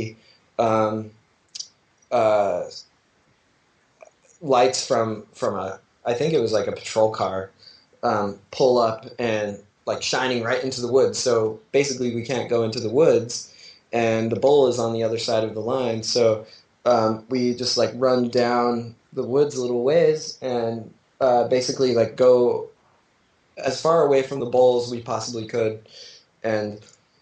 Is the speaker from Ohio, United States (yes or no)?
no; Utah, United States; I'm from Utah